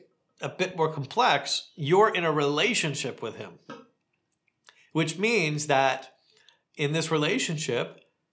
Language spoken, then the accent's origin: English; rural Ontario, Canada; now in Palm Springs, United States; Growing up in rural Canada